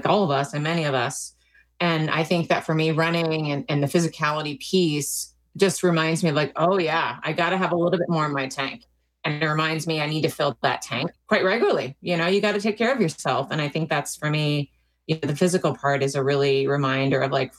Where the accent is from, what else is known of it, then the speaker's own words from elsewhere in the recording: Maryland, United States; also born or lived in Washington, D.C.; I grew up in Maryland and was born in Washington, D.C.